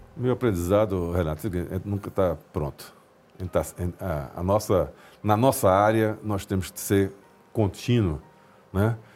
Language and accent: Portuguese; Recife, Pernambuco, Brazil; Eu, moro, eu sou de Recife, nasci em Recife